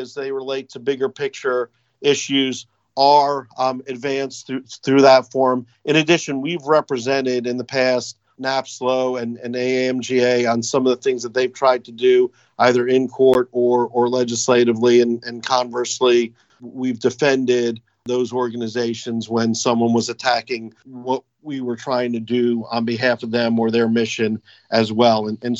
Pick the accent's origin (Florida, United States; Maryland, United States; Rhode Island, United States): Florida, United States; Miami; I am originally from Miami.